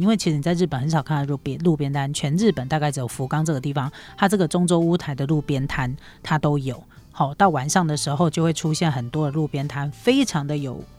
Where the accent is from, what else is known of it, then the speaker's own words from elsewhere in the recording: Taiwan; 对我们台湾人来讲是迪肉馅